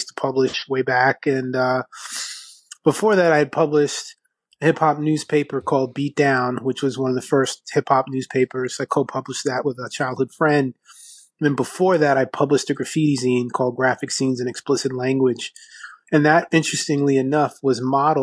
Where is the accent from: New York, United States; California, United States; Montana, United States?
New York, United States; New York City; where I grew up in Astoria, Queens